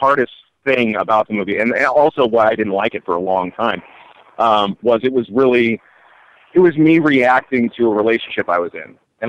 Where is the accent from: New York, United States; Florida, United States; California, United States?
California, United States; Simi Valley; I grew up in Simi Valley, California